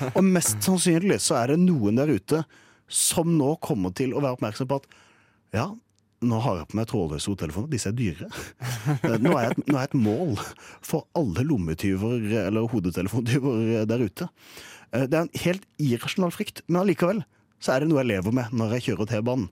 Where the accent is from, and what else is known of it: Kristiansand, Agder, Norway; moved away